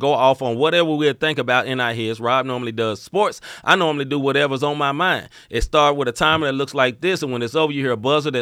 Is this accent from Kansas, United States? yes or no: no; Memphis, Tennessee, United States; moved away; I am from Memphis originally